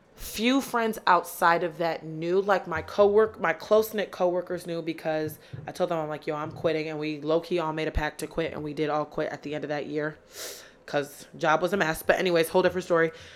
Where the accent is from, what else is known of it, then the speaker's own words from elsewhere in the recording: Rochester, New York, United States; moved away as an adult; now in Philadelphia, United States; from Rochester, New York, 'cause I know a lot of people from my hometown are gonna be listening to this